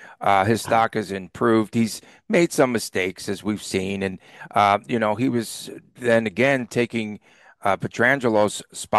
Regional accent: Las Vegas, Nevada, United States; from Las Vegas.

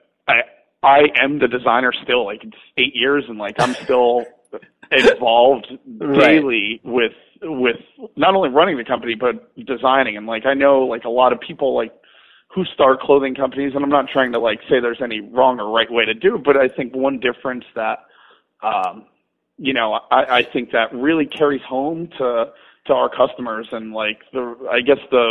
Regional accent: New Windsor, New York, United States; I was born and raised in upstate New York, a town called New Windsor.

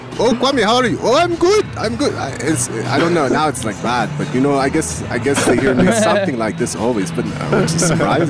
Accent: New Haven, Connecticut, United States; now in Las Vegas, United States; I'm not a local. I was born in New Haven, Connecticut

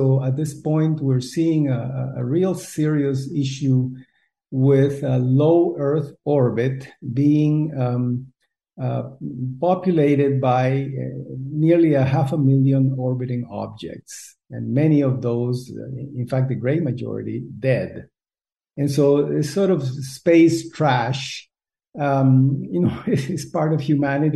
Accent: Costa Rica; moved away; also born or lived in United States; I was born in Costa Rica. We don't have a lot of hamburgers here

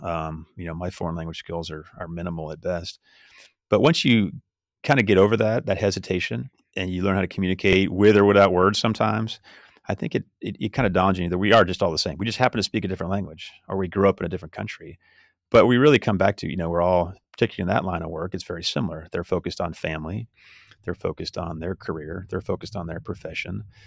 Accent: California, United States; I grew up in California

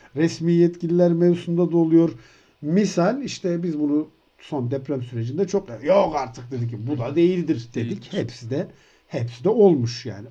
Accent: Turkey; Türkiye'de doğdum

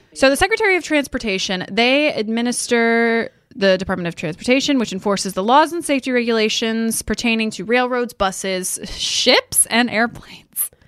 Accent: Texas, United States; I grew up in Texas

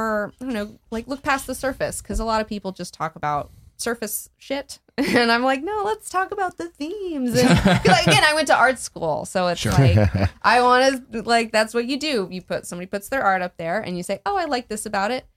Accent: Huntsville, Alabama, United States; I grew up in Huntsville, Alabama.

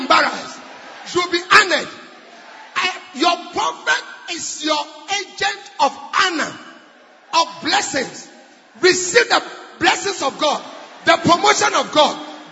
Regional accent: Nigeria; I'm from Nigeria

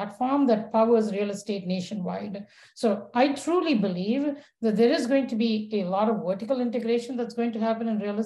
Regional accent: India; moved away; growing up in India as a girl

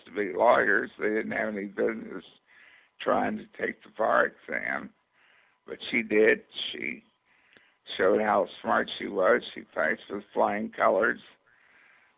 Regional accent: Kentucky, United States; also born or lived in Virginia; I was born in Virginia, but raised in Kentucky

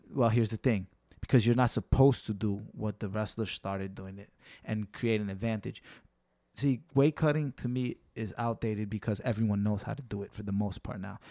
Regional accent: New York, United States; being that I'm a local guy, I'm from New York

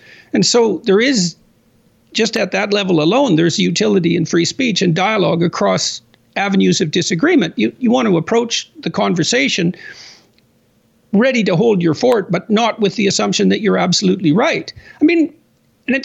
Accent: Canada; I'm a Canadian, right? So I'm kind of watching this from the outside, at least to some degree.

